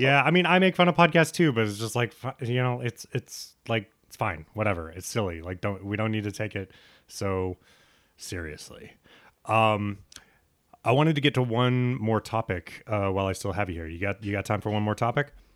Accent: United States; a straight bro growing up in America

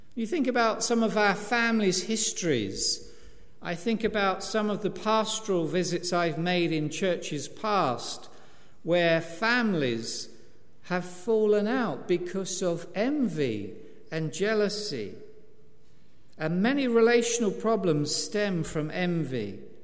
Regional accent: East Anglia, East of England, United Kingdom; I'm an East Anglian

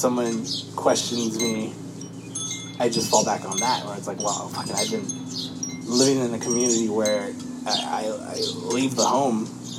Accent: United States; to some people's eyes, I am American because I'm born here.

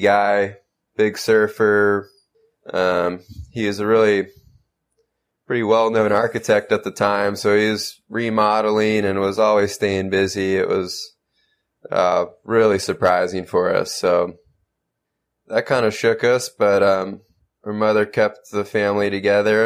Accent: San Diego, California, United States; I was born and raised in San Diego, California.

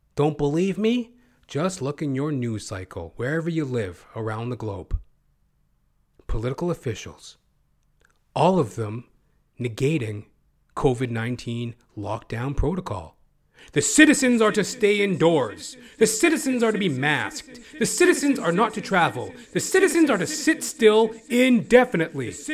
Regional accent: Canada; I'm not an American, by the way. I'm a Canuck.

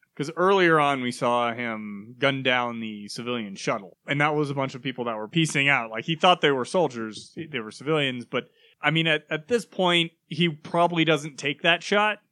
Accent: United States; I'm American

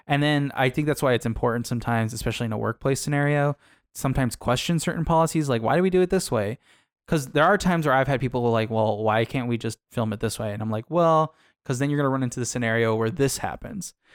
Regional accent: Arizona, United States; I come from Arizona

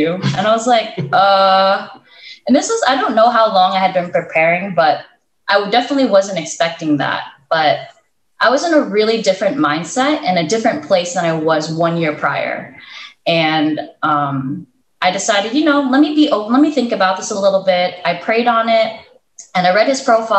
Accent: United States; moved away as an adult; also born or lived in Philippines; I grew up in the States. I was born and raised here

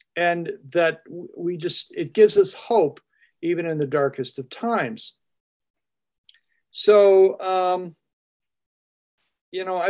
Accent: Adirondacks, New York, United States; moved away; I come from the Adirondacks

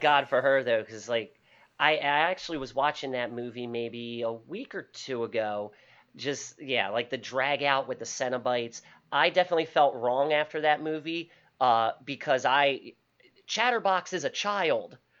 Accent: Baltimore, Maryland, United States; also born or lived in Parkville, Maryland; originally, I'm from Highland Town, which is in the inner city of Baltimore. Uh, since high school, my family moved out to the Parkville Kearney area

